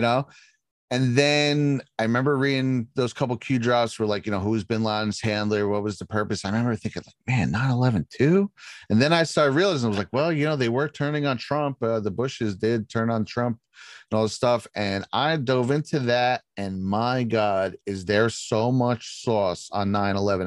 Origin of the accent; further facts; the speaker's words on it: right outside Manhattan, New York, United States; I grew up right outside Manhattan.